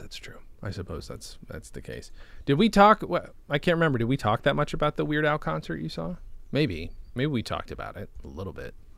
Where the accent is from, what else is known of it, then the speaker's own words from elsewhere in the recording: Canada; I'm from Canada.